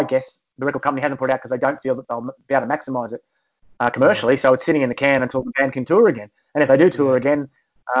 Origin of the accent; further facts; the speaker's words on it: Australia; now in United Kingdom; an Aussie living in the UK